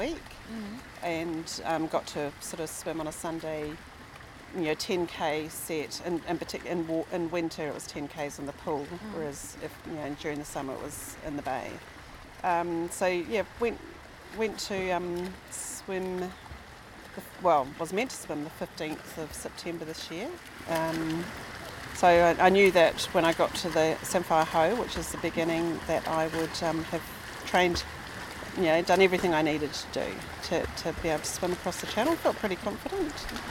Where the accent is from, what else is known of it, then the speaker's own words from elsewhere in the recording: New Zealand; moved away; I am a Kiwi, been here for about 8 years.